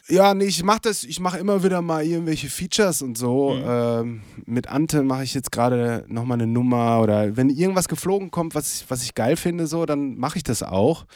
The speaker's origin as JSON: {"language": "German", "town": "Lippstadt", "region": "North Rhine-Westphalia", "country": "Germany", "tie": "born or raised there", "moved": "yes", "said": "in Lippstadt, in meiner Heimat"}